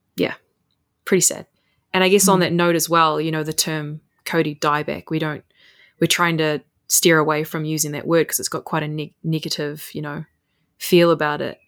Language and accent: English; Puketi Forest, Northland, New Zealand; I'm from Puketi Forest, which is now the forest that I work